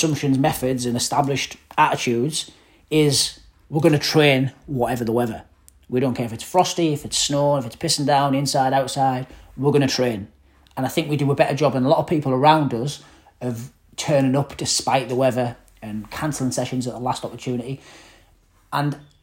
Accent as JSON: {"language": "English", "town": "Middlesbrough", "region": "North East England", "country": "United Kingdom", "moved": "yes", "said": "I'm from Middlesbrough, rough part of Middlesbrough, council estate"}